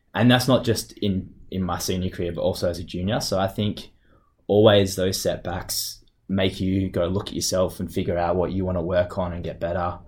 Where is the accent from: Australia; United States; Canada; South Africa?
Australia; Perth, Western Australia; moved away as an adult; now in Munich, Germany; I grew up in Perth with my family